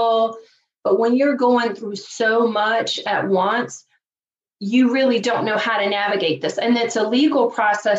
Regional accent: Virginia, United States; also born or lived in Chicago area, Illinois; now in Chicago, United States; even though I live outside of Chicago, I'm originally from Virginia. So I grew up just a poor country girl from Virginia.

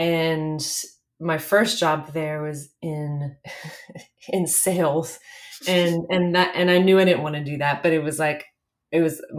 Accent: South Louisiana, United States; I grew up in South Louisiana, so very removed at the time from the film industry

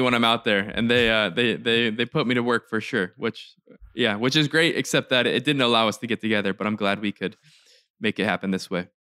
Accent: Orange County, California, United States; moved away as an adult; also born or lived in New York; now in Harlem, New York, United States; I'm originally from Southern California, so Orange County, California

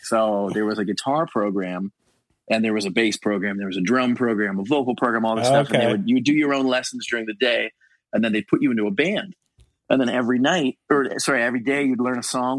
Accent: Richmond Hill, Ontario, Canada; So Scott and John and I grew up in Richmond Hill, and then Paul grew up in Brampton, which same thing, like isn't far.

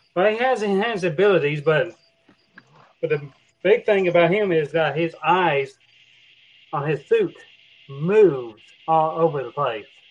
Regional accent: Oklahoma, United States; also born or lived in Texas; I grew up in Oklahoma in Texas

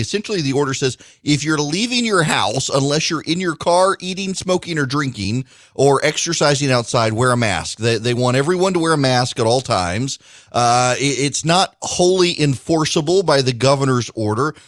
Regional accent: United States; We're Americans. We're not British

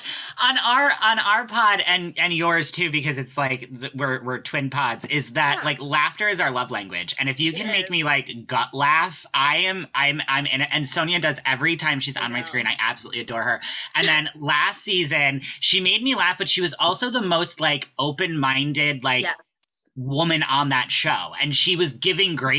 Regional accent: New York City, New York, United States; As a New Yorker

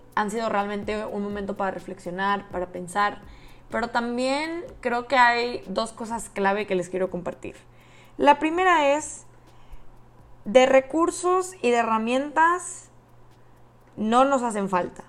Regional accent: Monterrey, Nuevo León, Mexico; moved away as an adult; also born or lived in Austin, Texas; soy de Monterrey, Nuevo León, México

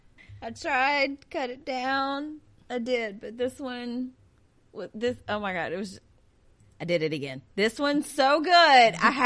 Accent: the South, United States; I'm from the South.

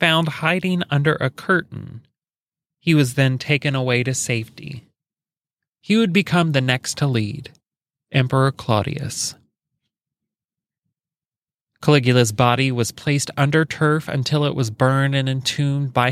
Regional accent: Alexandria, Indiana, United States; I was raised in Alexandria, Indiana

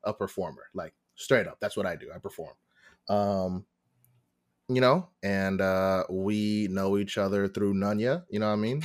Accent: Long Island, New York, United States; born and raised in Long Island in New York

